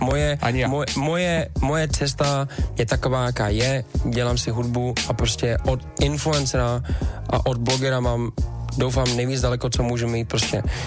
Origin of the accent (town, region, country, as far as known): Czechia